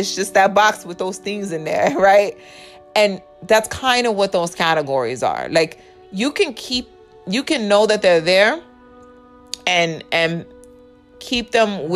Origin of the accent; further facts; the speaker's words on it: Indiana, United States; also born or lived in New York / Texas; now in Georgia, United States; I was born in Indiana. I was in Indiana for quite some time. And then I moved to New York, what, in 2006?